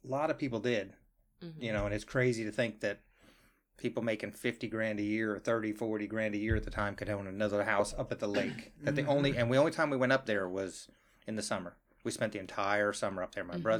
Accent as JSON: {"language": "English", "region": "New Jersey", "country": "United States", "said": "I'm from New Jersey."}